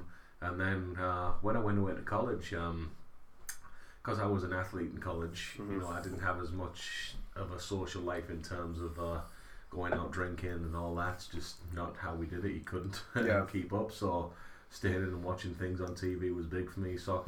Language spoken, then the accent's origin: English; Middlesbrough, North East England, United Kingdom; moved away as an adult; also born or lived in Cody, Wyoming; now in Lewiston, United States; I grew up in Middlesbrough, Northeast England.